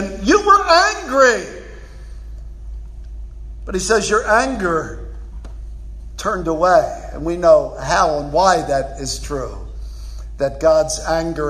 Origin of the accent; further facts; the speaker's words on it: Philadelphia, Pennsylvania, United States; I'm from Philly.